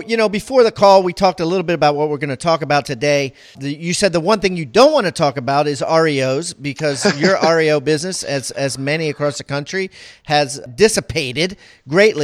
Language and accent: English; Maryland, United States; I'm from Maryland